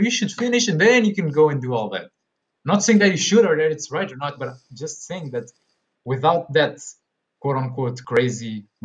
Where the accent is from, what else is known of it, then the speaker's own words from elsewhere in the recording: Portugal; we're both from Portugal